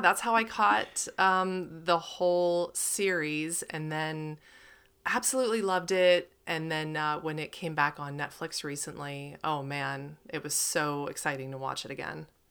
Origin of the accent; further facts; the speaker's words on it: Pennsylvania, United States; I'm from Pennsylvania